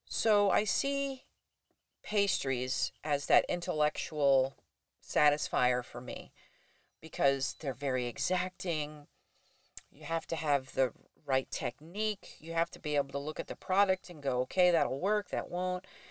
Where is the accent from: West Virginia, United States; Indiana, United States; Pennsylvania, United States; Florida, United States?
Florida, United States; born or raised there; also born or lived in Durham, North Carolina / Traverse City, Michigan; now in Buckley, United States